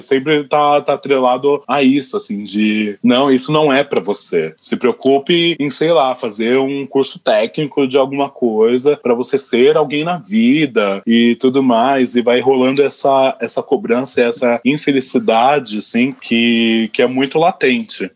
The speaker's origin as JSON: {"language": "Portuguese", "region": "São Paulo", "country": "Brazil", "said": "eu sou muito caipira de quebrada"}